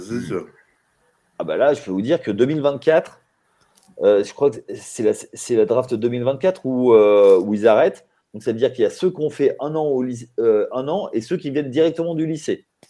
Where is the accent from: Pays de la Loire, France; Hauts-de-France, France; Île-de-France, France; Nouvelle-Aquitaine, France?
Nouvelle-Aquitaine, France; Limoges; nous ici à Limoges, parce que moi je suis de Limoges